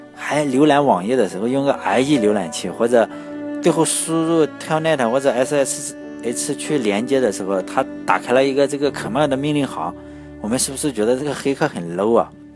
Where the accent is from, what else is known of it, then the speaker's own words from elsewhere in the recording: Shandong, China; 我们山东嘛，我是山东的，我们老家的土话就叫洋火枪